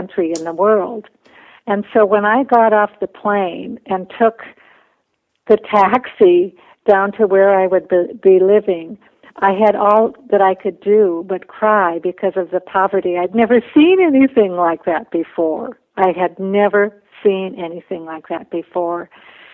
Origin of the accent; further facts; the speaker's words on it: Minnesota, United States; also born or lived in Bolivia; I went to school full-time to the University of Minnesota, but I also worked full-time, so I lived at home.